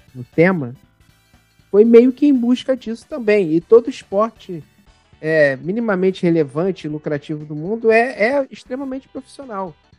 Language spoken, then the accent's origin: Portuguese; Baixada Fluminense, Rio de Janeiro, Brazil; eu sou de uma cidade da Baixada Fluminense aqui